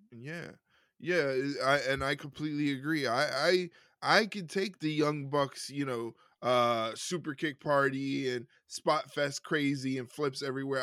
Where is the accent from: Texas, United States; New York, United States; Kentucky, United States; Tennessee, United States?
New York, United States; New York City; a Puerto Rican male from New York City